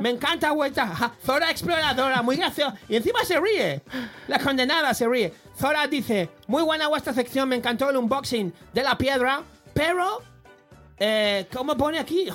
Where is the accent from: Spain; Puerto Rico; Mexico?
Spain; Barcelona, Catalonia; En mi barrio, yo como soy de la Verneda